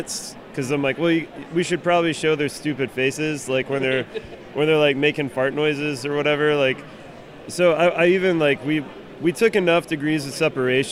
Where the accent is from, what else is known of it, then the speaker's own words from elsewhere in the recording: Kansas City, Missouri, United States; moved away; also born or lived in Portland; We're both from Kansas City. I was living in Portland at the time